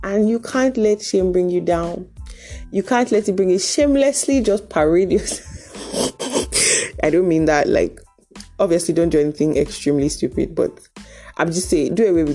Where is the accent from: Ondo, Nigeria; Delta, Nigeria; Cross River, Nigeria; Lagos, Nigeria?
Delta, Nigeria; I'm from Delta